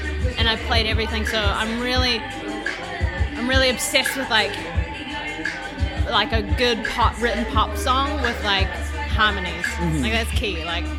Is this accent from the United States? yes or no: no; Queenstown, Otago, New Zealand; moved away; also born or lived in Singapore / Christchurch, New Zealand / Auckland, New Zealand; I was born in Singapore, but I grew up in a town called Queenstown, okay. New Zealand. Went to high school in Christchurch, and then I lived in Auckland.